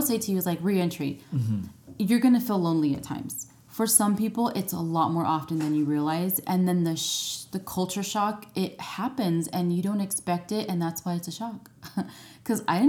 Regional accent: United States; moved away as an adult; I'm American

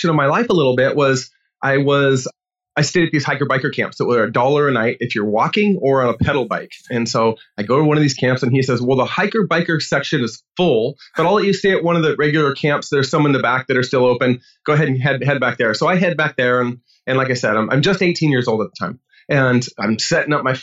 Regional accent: Washington, United States; I grew up in Washington State

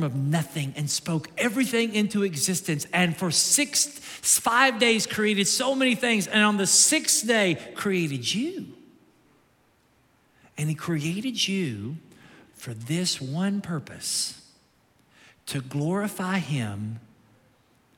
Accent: Kentucky, United States; now in Naples, United States; I'm from Kentucky

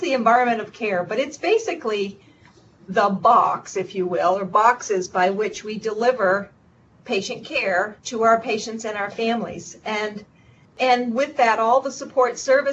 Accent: Vermont, United States; I grew up in Vermont, so I'm a native Vermonter

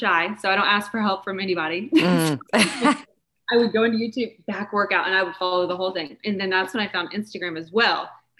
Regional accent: Kokomo, Indiana, United States; I'm from Indiana.

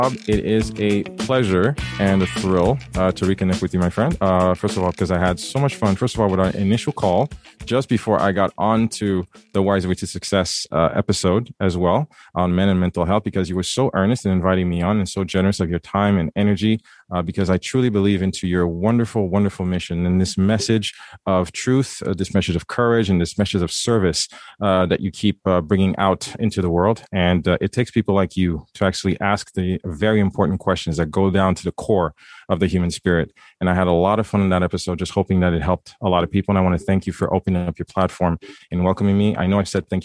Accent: Haiti; I'm from Haiti, right? And I was reading Archie in Haiti

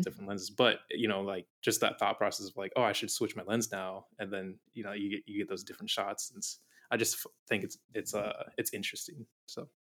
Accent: Arizona, United States; moved away as an adult; now in Maui, United States; I grew up in Arizona all my life, lived in, like, the same town, same house, everything, like, all my life, and then when I was nineteen, I moved out here.

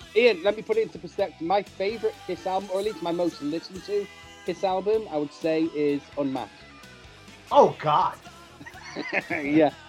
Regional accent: United Kingdom; I'm talking as a as a Brit

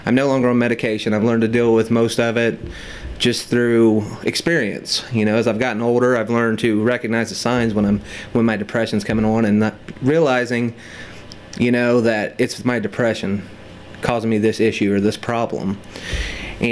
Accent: Metamora, Indiana, United States; Metamora, Indiana

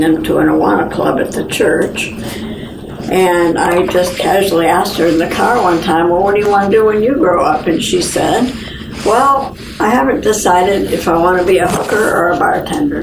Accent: Reno, Nevada, United States; I'm from Reno, Nevada

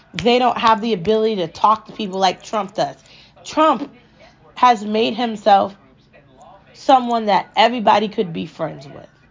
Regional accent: United States; I'm American

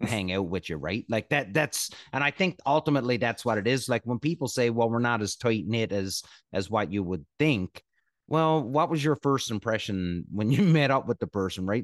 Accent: Canada; I'm Canadian, right? Grew up playing hockey

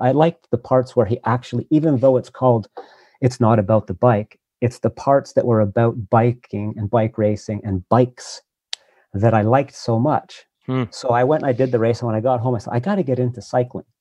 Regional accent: Montreal, Quebec, Canada; moved away as an adult; also born or lived in Vancouver / Nova Scotia; I grew up in Montreal, and that's where I live now.

